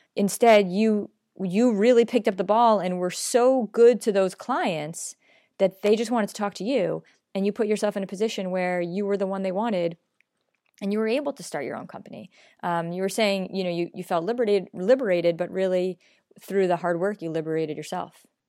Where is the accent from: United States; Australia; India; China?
United States; New York; I'm a New Yorker. Um, we're pretty honest in New York